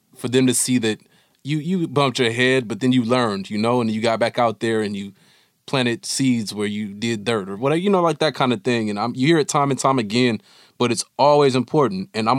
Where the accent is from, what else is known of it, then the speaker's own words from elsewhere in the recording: Oakland, California, United States; I spent a lot of time in my childhood growing up in the Dubs as well, right, in that Fruitvale neighborhood.